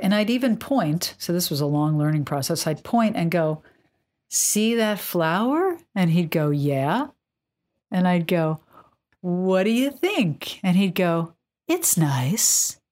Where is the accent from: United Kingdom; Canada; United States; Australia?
United States; New York; moved away; I'm from New York, and, um, when I was living in New York in the eighties